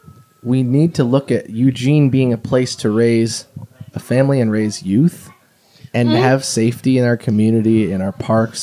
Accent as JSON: {"language": "English", "country": "Japan", "tie": "born there", "said": "Well, I was born in Japan. I have family over there, and I've visited several times."}